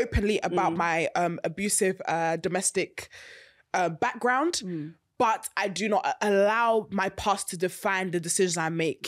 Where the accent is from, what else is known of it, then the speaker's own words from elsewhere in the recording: United Kingdom; also born or lived in London / Bedford; I'm from Britain